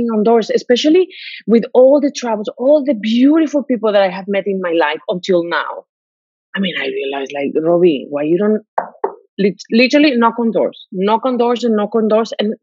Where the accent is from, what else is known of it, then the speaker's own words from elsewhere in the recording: Mexico; moved away; I come from Mexico, so, you know, I have lived there